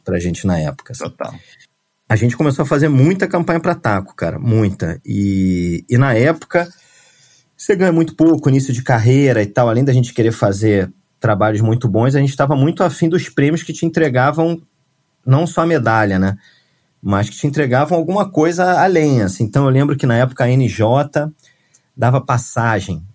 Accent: Rio de Janeiro, Brazil; moved away as an adult; also born or lived in São Paulo / Portugal; eu sou carioca

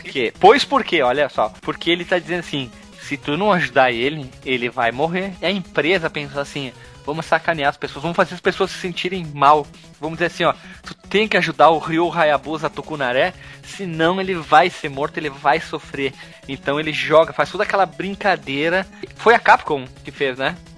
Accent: Rio Grande do Sul, Brazil; eu sou gaúcho

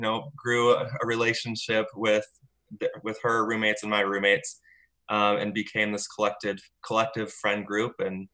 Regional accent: St. George, Utah, United States; moved away as an adult; also born or lived in Eugene, Oregon; now in Orem, United States; I grew up in an active LDS family in the St. George area down in southern Utah. I have a big family. I'm one of eight.

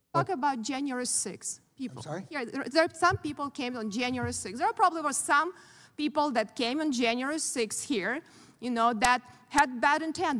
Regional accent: Ukraine; born or raised there; moved away as an adult; now in United States

